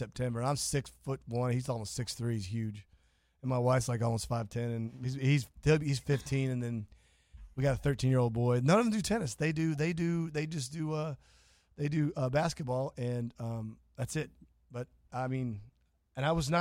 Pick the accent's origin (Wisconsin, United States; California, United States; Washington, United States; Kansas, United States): Kansas, United States; now in Florida, United States; I'm from Kansas. I was born there